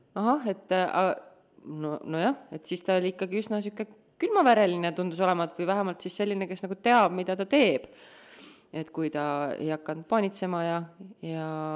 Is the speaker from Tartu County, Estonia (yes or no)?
yes; Tartu, Tartu County, Estonia; ma olen Tartust